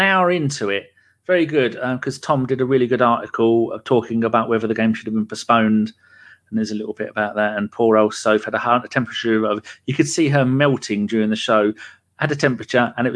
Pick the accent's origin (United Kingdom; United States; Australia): United Kingdom; England; I'm English, but us British people